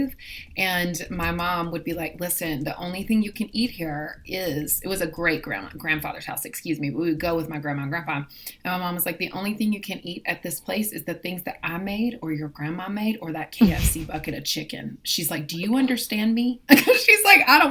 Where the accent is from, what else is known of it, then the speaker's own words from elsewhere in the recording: the South, United States; Growing up in the South